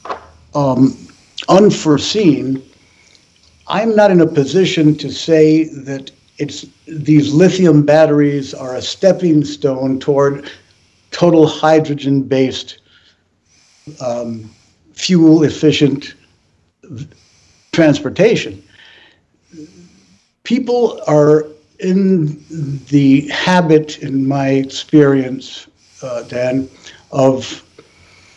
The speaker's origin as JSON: {"language": "English", "country": "Peru", "tie": "born or raised there", "moved": "yes", "said": "I was born in Peru"}